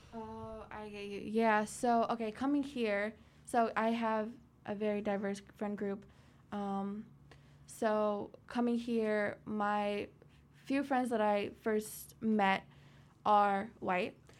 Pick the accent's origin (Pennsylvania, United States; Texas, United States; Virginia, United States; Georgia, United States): Virginia, United States; Petersburg; I grew up in Petersburg